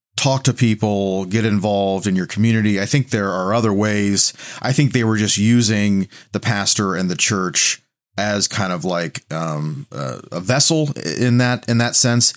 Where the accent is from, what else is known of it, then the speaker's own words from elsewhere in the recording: the Bible Belt, United States; I'm from the Bible Belt